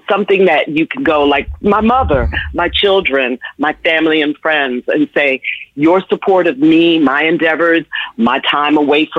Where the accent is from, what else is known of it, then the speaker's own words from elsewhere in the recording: New York, United States; also born or lived in Washington, D.C.; I then left D.C., went to New York, which is my hometown. I grew up in the Bronx and Harlem and Manhattan.